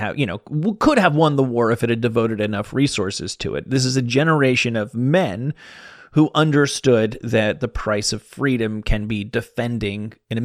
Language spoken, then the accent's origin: English; New Jersey, United States; I grew up in New Jersey